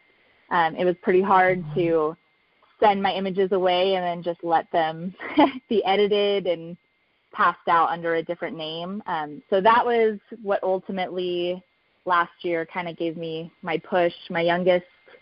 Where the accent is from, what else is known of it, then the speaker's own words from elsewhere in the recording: California, United States; now in New Mexico, United States; I'm born and raised in California